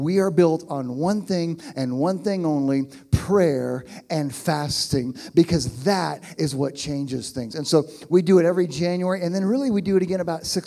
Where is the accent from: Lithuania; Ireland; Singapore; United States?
United States; Oklahoma; moved away as an adult; also born or lived in Pittsburgh, Pennsylvania; I'm from Oklahoma, although not here